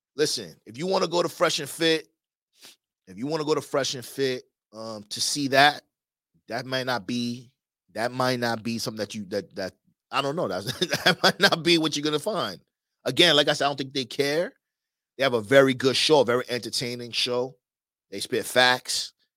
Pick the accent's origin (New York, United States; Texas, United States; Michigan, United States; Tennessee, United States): New York, United States; moved away; also born or lived in Miami; I was from New York. I had that New York swag.